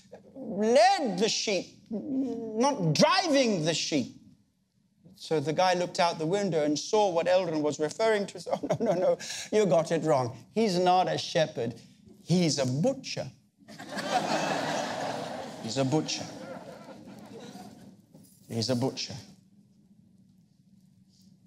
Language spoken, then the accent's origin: English; Australia; I come from Australia